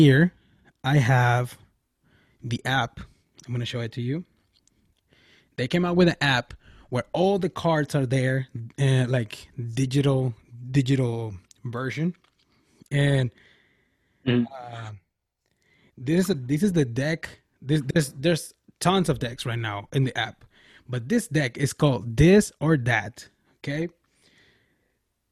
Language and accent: English; Nogales, Sonora, Mexico; my hometown